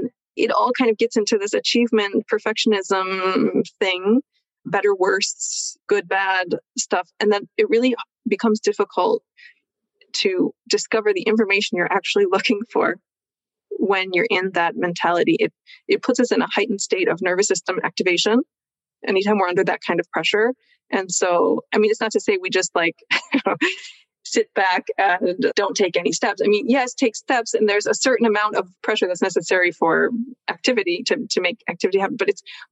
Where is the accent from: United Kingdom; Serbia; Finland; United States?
United States; moved away as an adult; now in Switzerland; I grew up in America, so there is that background for me, but I've lived over here for a long time.